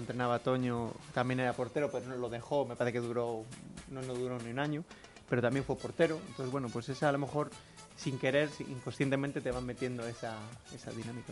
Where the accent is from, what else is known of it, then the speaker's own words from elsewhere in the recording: León, Castile and León, Spain; yo soy de aquí de León y vivía con mis padres